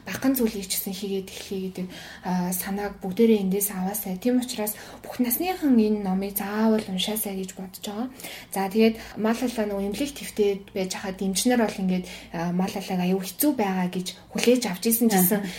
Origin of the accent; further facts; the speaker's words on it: Mongolia; би ямар гоё газар амьдарч байгаа юм бэ те ямар сайхан эх орондоо байгаа юм бэ